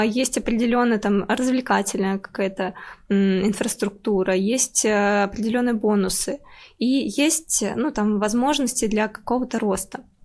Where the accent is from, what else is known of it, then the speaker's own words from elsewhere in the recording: Tambov Oblast, Russia; moved away; я из Тамбовской области, и я действительно училась там в деревне